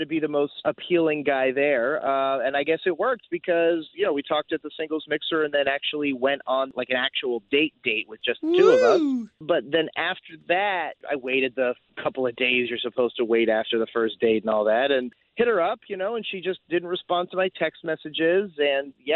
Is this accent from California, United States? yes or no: no; Altamonte Springs, Florida, United States; I'm from Altamont Springs